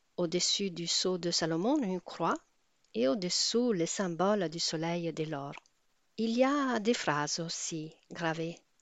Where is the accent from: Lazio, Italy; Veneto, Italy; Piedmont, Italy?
Lazio, Italy; Rome; je suis née à Rome